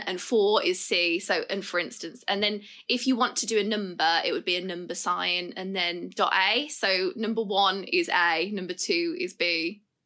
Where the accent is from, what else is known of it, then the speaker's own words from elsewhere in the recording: Birmingham, West Midlands, United Kingdom; we're both from Birmingham